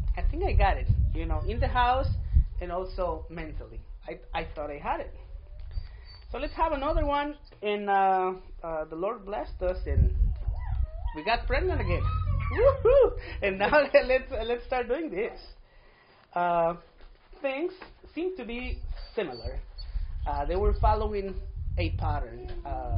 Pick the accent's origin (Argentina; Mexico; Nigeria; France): Mexico; first language Spanish; English is a second language; now in United States; I was born in Mexico in a small town. That's why my first language, it's Spanish.